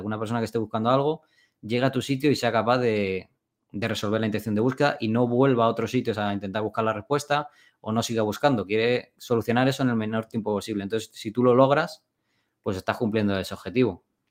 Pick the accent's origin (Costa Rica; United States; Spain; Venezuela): Spain; moved away as an adult; me quería volver a España. Y me volví, y me volví a mi pueblo del que me fui.